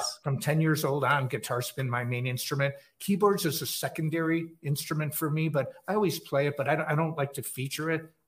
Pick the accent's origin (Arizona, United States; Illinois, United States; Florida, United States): Illinois, United States; Chicago; moved away as an adult; also born or lived in Los Angeles; I'm in the Chicago area, like the northern suburbs. That's uh, my hometown.